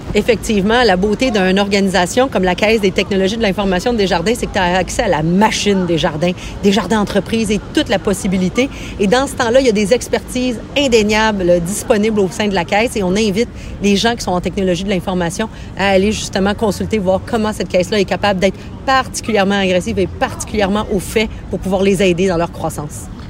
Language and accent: French; Quebec, Canada; chez nous au Québec